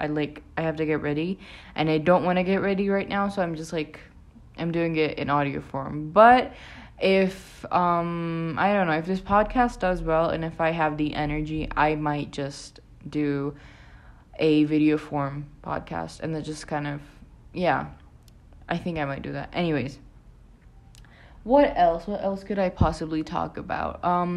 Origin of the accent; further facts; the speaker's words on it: Pakistan; I live in Pakistan. I'm from Pakistan originally as well.